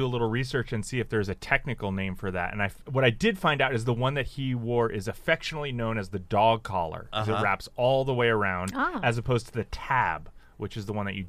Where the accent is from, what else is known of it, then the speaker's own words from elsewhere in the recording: New Jersey, United States; my home state of New Jersey.